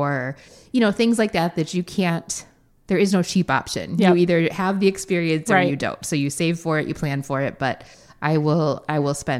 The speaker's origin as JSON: {"language": "English", "town": "Racine", "region": "Wisconsin", "country": "United States", "tie": "born or raised there", "moved": "yes", "lives_now": "Arizona, United States", "said": "I grew up in Wisconsin"}